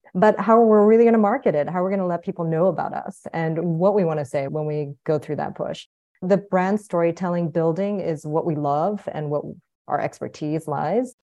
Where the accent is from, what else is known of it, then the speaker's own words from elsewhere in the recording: South Korea; moved away; also born or lived in United States / Guatemala; I was born in Korea, came to the United States, but lived abroad.